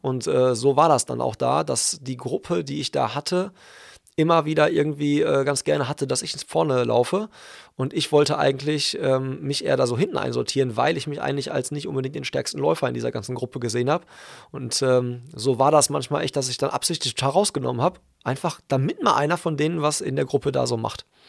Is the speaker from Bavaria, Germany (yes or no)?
no; Hagen, North Rhine-Westphalia, Germany; in meiner Heimatstadt